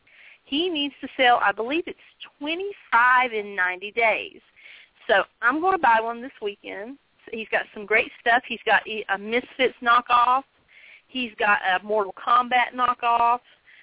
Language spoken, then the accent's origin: English; Virginia, United States; accent: a little southern; I'm from Virginia. Well, you sound like you're from Tennessee or from, you know, Texas or something. I'm like, okay, whatever. Just a little southern